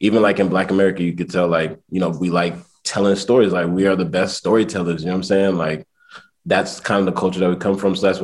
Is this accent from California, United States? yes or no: yes; the Bay Area, California, United States; moved away as an adult; also born or lived in Hampton, Virginia / New York / Nigeria (ancestry); now in Chicago, United States; I grew up in the Bay